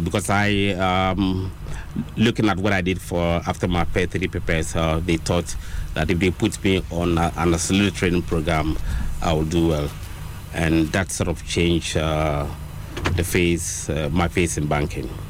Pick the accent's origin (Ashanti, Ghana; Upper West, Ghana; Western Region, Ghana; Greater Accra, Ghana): Greater Accra, Ghana; Accra; I grew up in Accra